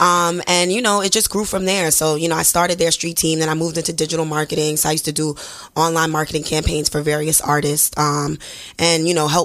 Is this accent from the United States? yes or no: yes; New York City, New York, United States; I'm from Brooklyn, born and raised, BK all day, 718